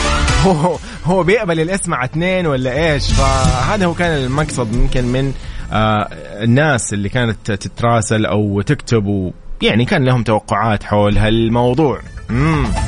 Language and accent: Arabic; Saudi Arabia; كلنا كسعوديين